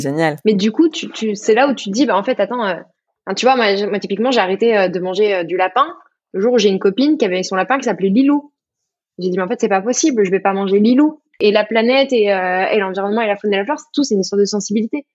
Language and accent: French; Burgundy, Bourgogne-Franche-Comté, France; je suis de Bourgogne